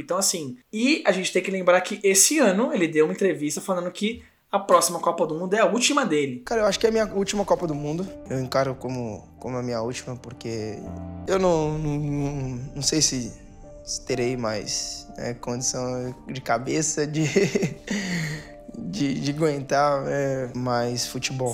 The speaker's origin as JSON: {"language": "Portuguese", "region": "São Paulo", "country": "Brazil", "said": "de vários lugares de São Paulo aqui, que nós somos paulistas"}